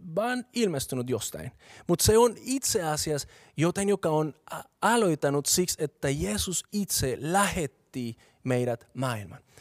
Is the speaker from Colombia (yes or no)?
yes; Bogotá, Colombia; Finnish is a second language; moved away as an adult; now in Finland; mä oon kasvanut Bogotassa, joka on kaupunki, joka sijaitsee 2600 metriä korkeudella